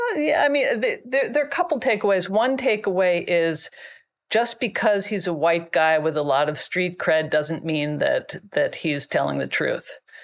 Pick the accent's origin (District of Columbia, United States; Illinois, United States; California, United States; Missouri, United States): District of Columbia, United States; Washington; moved away as an adult; also born or lived in China; I grew up in Washington, D C.